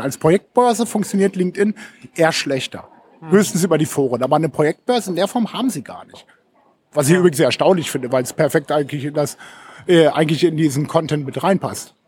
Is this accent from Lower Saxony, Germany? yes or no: yes; Hameln, Lower Saxony, Germany; ich komme ursprünglich aus Hameln, wohne auch noch mit Frau und Tö äh, Töchtern